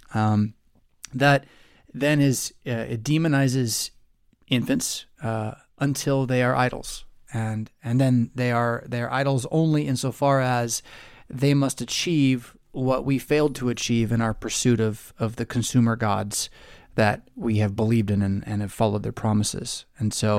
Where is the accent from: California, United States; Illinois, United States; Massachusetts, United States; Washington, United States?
California, United States; Southern; growing up in Southern California